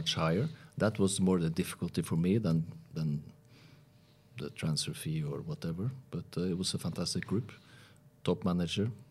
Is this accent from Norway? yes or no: yes; Norway; I was from Norway.